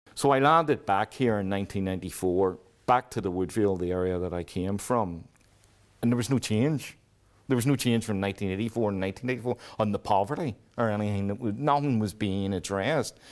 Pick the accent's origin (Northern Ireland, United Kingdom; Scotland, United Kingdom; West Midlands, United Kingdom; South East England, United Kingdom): Northern Ireland, United Kingdom; Belfast; I grew up on the Woodville Road. which is the top end of the shankill